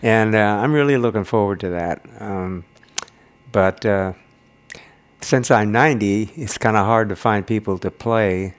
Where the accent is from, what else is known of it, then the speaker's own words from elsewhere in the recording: Grass Valley, California, United States; moved away as an adult; I grew up in Grass Valley.